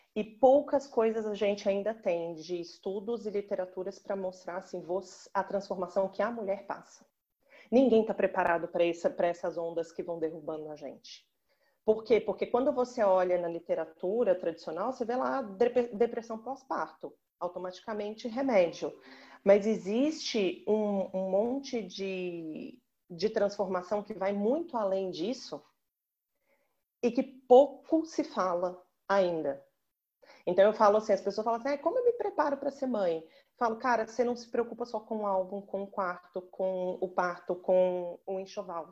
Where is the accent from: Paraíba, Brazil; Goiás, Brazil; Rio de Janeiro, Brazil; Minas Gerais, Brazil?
Minas Gerais, Brazil; Belo Horizonte; now in São Paulo, Brazil; Eu falo de São Paulo, mas eu sou natural de Belo Horizonte